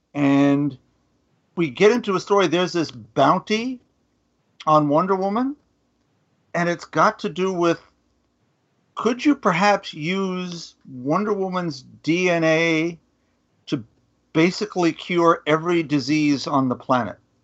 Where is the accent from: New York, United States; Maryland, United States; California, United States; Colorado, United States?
New York, United States; I'm a New Yorker